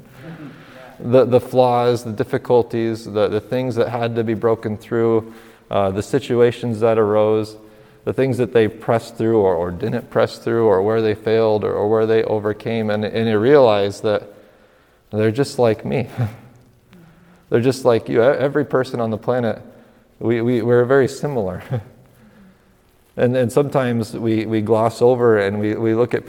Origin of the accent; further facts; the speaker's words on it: northern New York, United States; we're from northern New York